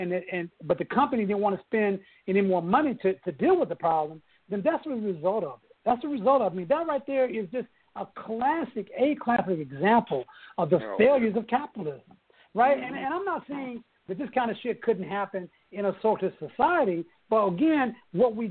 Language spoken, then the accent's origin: English; Oklahoma City, Oklahoma, United States; I grew up in Oklahoma City